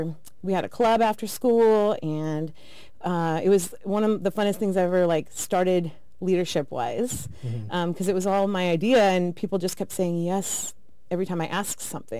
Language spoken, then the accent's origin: English; Idaho, United States; moved away as an adult; I originally grew up in Idaho. I was born and raised there, 18 years.